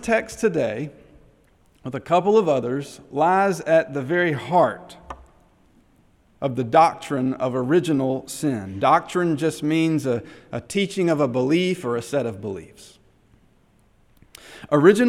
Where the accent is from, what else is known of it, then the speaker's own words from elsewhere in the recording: Henderson, United States; moved away; back in Henderson, my hometown